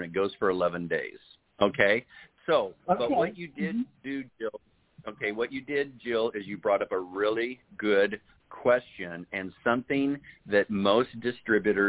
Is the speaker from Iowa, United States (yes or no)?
yes; Urbandale, Iowa, United States; moved away; I'm originally from Des Moines, from Urbandale